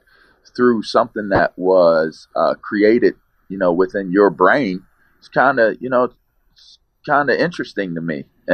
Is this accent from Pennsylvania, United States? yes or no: yes; Pittsburgh, Pennsylvania, United States; all of that pierogi juice that they put in our bottles growing up, which is totally Pittsburgh